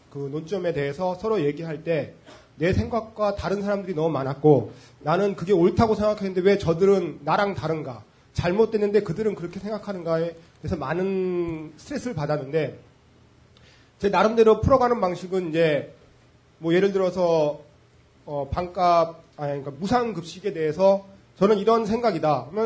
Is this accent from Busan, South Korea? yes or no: no; Gwacheon, Gyeonggi Province, South Korea; 경기도 과천에서 왔고요. 40대 초반이고